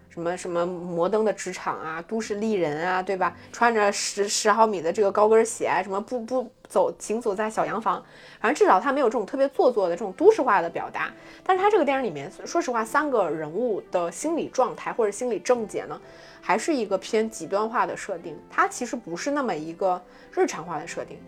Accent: Jilin, China; 作为我一个吉林人

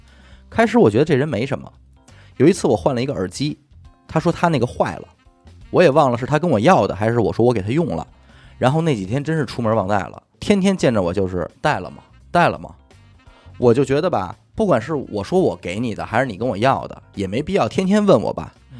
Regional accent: Hebei, China; now in Beijing, China; 我是河北人，在海淀工作，之前干过联想的技术客服

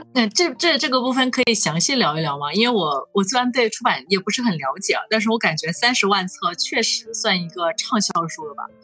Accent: Hunan, China; moved away as an adult; also born or lived in Shenzhen; 走出来的一个人，我是湖南人，然后我应该是，嗯，从来没有想过要去回到湖南去工作

